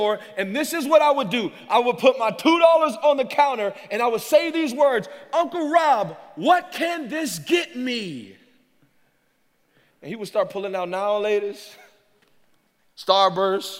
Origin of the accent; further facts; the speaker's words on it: Louisiana, United States; growing up in Louisiana